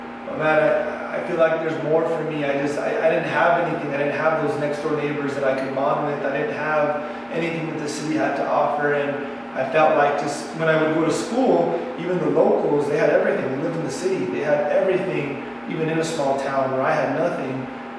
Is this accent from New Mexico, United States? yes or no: yes; Pecos, New Mexico, United States; also born or lived in Santa Fe, New Mexico; I was born in Santa Fe, and my mom would work two jobs, so it got kind of hard on her to raise me full time and to work as much as she was. So she sent me to my grandparents in Pecos to go to school, to live with them.